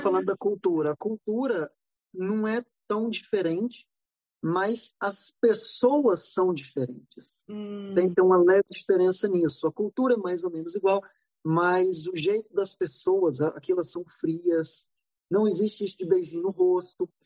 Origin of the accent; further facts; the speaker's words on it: Brazil; moved away as an adult; also born or lived in Atlanta, United States; now in Los Angeles, United States; a gente é brasileiro